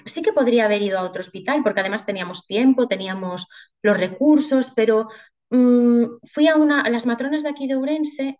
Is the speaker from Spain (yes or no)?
yes; Galicia, Spain; moved away as an adult; also born or lived in Madrid / Ourense; nos volvimos para Galicia